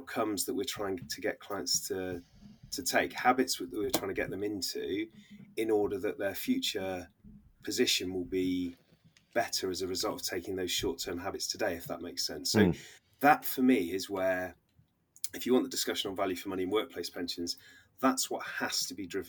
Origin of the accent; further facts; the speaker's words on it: Oxfordshire, South East England, United Kingdom; moved away as an adult; now in Bristol, United Kingdom; I was born in Oxfordshire, but have been sort of down the Bristol way since moving to university